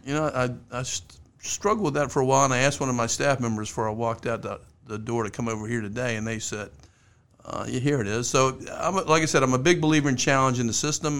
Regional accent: Richmond, Virginia, United States; I grew up in Richmond. In Richmond, you were either a Redskin fan or a Cowboy fan

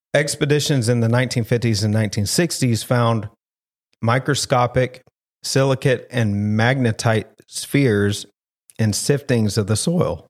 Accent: the South, United States; I'm from the South

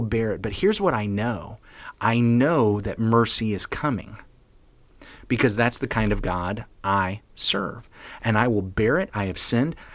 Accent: the South, United States; I'm from the South

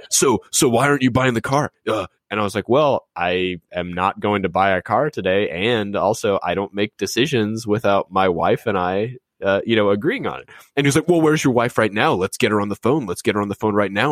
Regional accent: New Orleans, Louisiana, United States; growing up in New Orleans

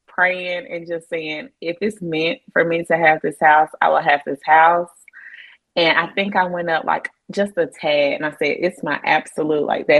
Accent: Asheville, North Carolina, United States; both of us being born and raised in the Asheville area

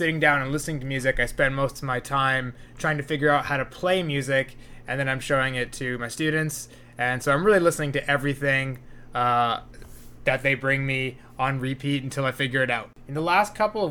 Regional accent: Burnaby, British Columbia, Canada; also born or lived in New Westminster / Victoria; I grew up in Burnaby

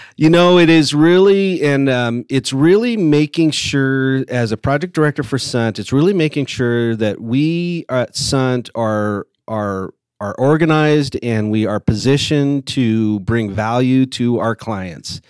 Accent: Lake Elsinore, California, United States; also born or lived in Murrieta, California; I grew up in Southern California. I went to, uh, a little, little high school called Lake El, Elsinore High School

